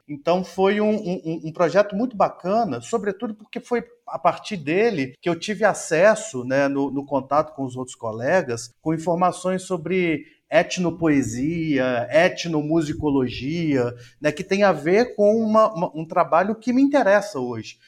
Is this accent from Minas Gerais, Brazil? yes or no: yes; Tabuleiro, Minas Gerais, Brazil; moved away as an adult; now in Altamira, Brazil; Eu venho do interior de Minas Gerais, de uma cidade chamada Tabuleiro